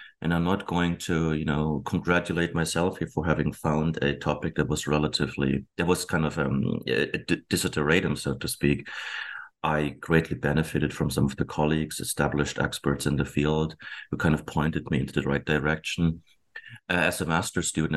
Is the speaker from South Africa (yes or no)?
no; Germany; moved away as an adult; now in Abbotsford, Canada; I was born and raised in Germany.